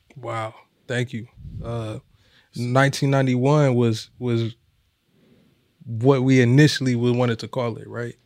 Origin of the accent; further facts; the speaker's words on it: Omaha, Nebraska, United States; we born and raised in Omaha